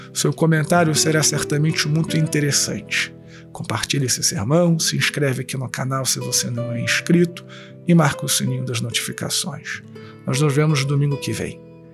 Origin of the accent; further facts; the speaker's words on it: Rio de Janeiro, Brazil; eu sou carioca